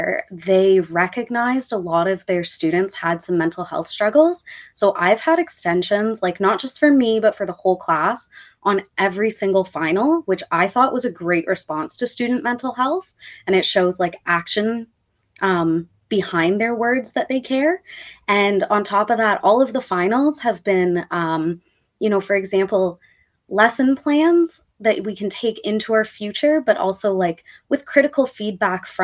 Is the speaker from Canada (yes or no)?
yes; Toronto, Ontario, Canada; I grew up in the Rexdale area